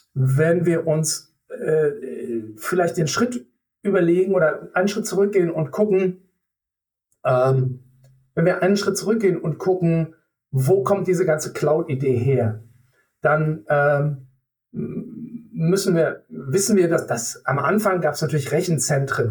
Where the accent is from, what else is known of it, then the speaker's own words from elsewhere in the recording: Germany; wir als Deutsche